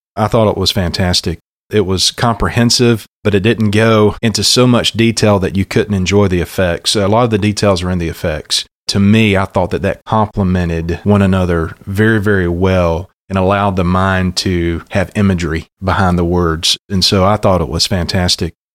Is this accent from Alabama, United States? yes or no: yes; South Alabama, United States; also born or lived in Louisville, Kentucky; what I had heard from pulpits growing up on Sunday mornings in South Alabama and my home church